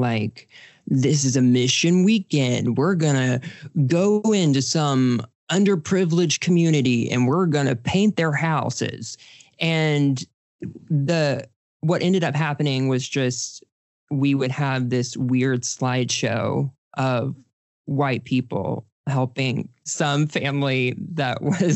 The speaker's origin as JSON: {"language": "English", "region": "Texas", "country": "United States", "tie": "born or raised there", "said": "I grew up in Texas"}